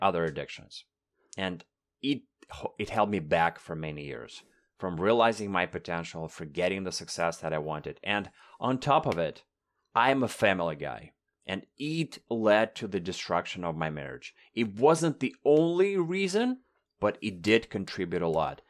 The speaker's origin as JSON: {"language": "English", "country": "Russia", "first_language": "Russian", "second_language": "English", "moved": "as an adult", "lives_now": "Toronto, Canada", "said": "I've been lucky to move from Russia to Canada four years ago."}